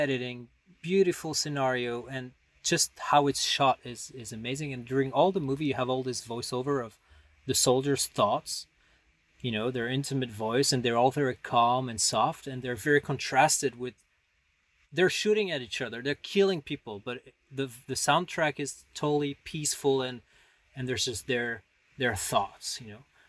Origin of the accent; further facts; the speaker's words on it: Paris, Île-de-France, France; moved away as an adult; also born or lived in the Alps; I grew up in Paris